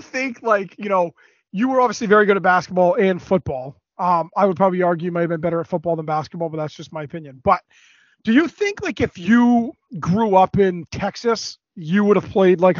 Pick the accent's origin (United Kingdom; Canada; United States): Canada; we grew up in Canada and you grew up playing hockey